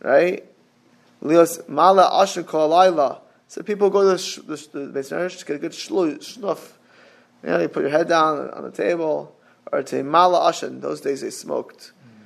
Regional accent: Miami, Florida, United States; I grew up in Miami

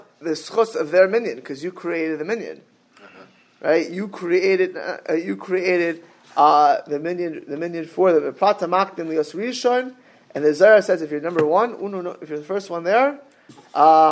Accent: Miami Beach, Florida, United States; I was always growing up in Miami Beach, Florida

